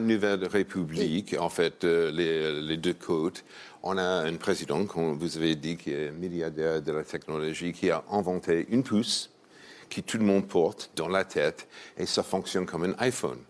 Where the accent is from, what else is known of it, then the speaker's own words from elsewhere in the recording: New York, United States; French is a second language; C'est New York, ma ville natale.